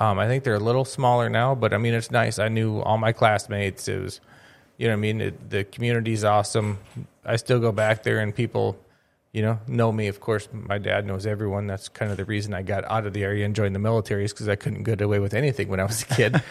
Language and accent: English; Crookston, Minnesota, United States; Crookston, my hometown